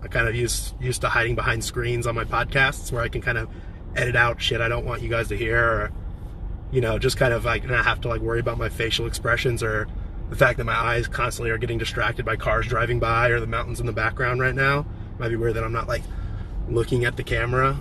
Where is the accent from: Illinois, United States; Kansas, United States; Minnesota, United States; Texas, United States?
Illinois, United States; Champaign; now in San Diego, United States; my hometown friends in Champaign, Illinois